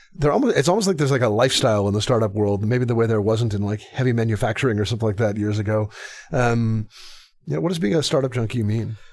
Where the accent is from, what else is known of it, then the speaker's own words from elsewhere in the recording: Canada; I'm Canadian